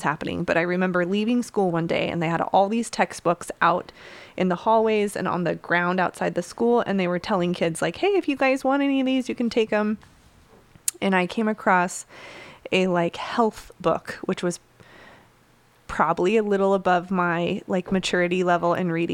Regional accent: Utah, United States; I grew up in Utah, as you know, in like a very small town.

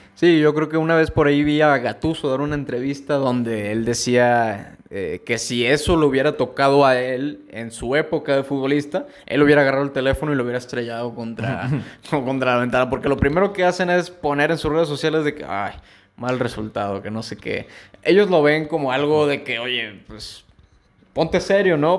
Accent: Mexico; nosotros acá como mexicanos

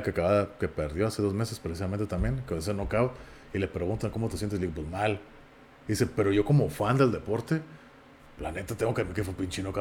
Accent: Mexico; un mexicano, yo, a mí no me gusta el fútbol

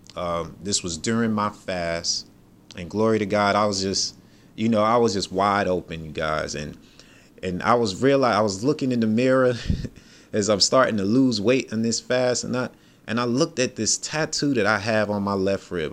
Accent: New York, United States; I'm from New York.

